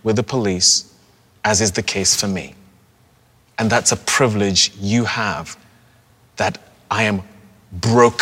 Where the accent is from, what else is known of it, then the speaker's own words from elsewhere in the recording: Nigeria; also born or lived in Europe; now in United States; as a Nigerian from a country that has dealt with the repercussions of colonialism, or as someone who has lived in Europe